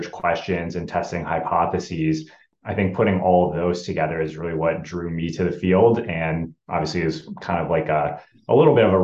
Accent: Rochester, Minnesota, United States; growing up in Rochester, Minnesota, where Mayo is located

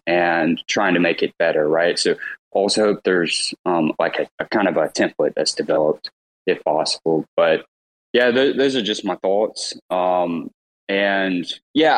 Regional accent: Mississippi, United States; I'm from Mississippi, no college degree

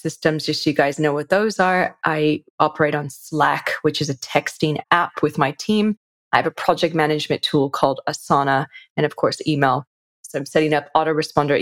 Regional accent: California, United States; now in Sydney, Australia; I'm originally from California

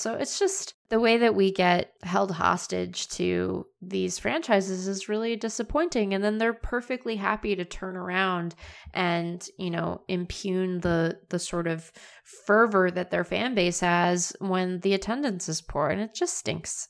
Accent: Seattle, Washington, United States; I grew up in Seattle.

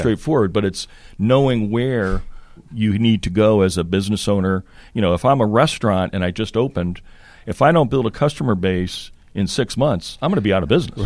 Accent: Connecticut, United States; also born or lived in Boston area, Massachusetts / France; grew up in Connecticut.

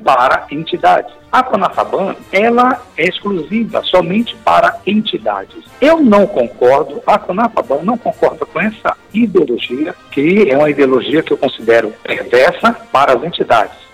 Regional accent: Salvador, Bahia, Brazil; eu nasci na cidade de Salvador, capital da Bahia, claro. Lá me criei até uns certos alguns anos

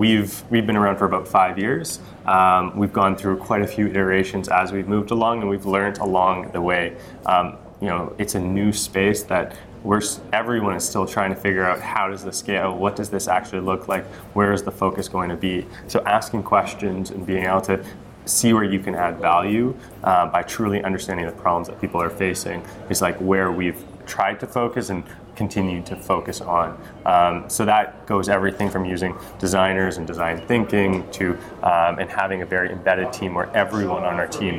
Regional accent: Vancouver, British Columbia, Canada; I'm originally from Vancouver

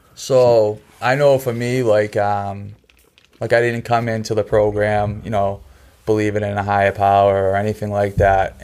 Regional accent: Hanson, Massachusetts, United States; also born or lived in Quincy, Massachusetts, United States / Kingston, Massachusetts, United States; I grew up in Hanson on a dirt road

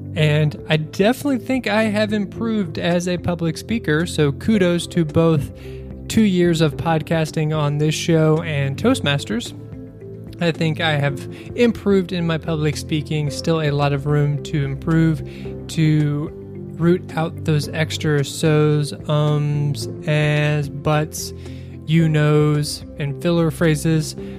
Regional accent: Kentucky, United States; growing, growing up in Kentucky

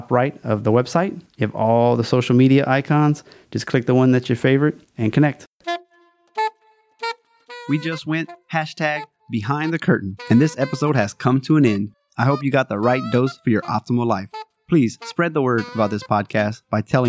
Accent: Louisiana, United States; It's my home state

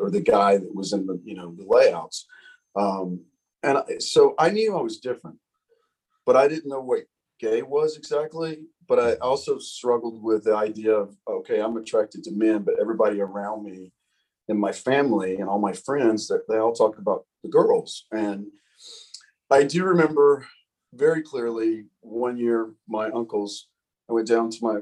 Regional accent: Alabama, United States; moved away as an adult; now in Denver, United States; as a kid, living in Alabama, I always had big dreams

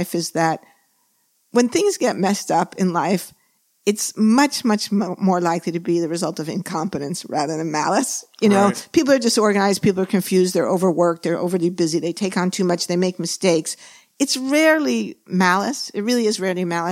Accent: New York City, New York, United States; moved away; also born or lived in San Diego / California; I was born and raised in New York

